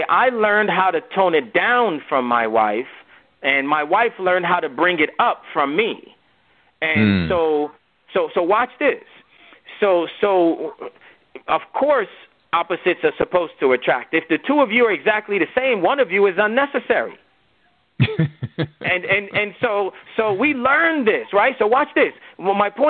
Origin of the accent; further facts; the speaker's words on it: United States; also born or lived in Nigeria; I'm a Nigerian-born man who grew up in America